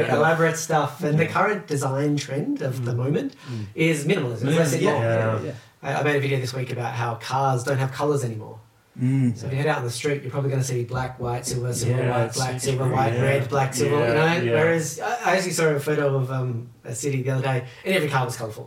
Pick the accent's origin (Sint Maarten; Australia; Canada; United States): Australia; South Australia; moved away as an adult; now in Melbourne, Australia; I grew up in South Australia